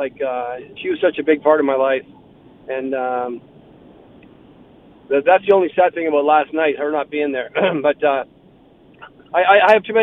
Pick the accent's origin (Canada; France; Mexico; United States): Canada; London, Ontario; I grew up in London